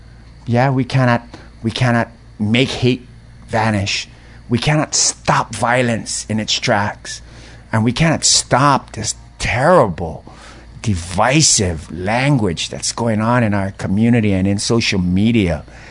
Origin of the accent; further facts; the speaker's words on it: Hawaii, United States; I felt it as a Hawaiian boy growing up in different places where, you know, the purse gets pulled closer and, you know, you look kind of funny on the city bus.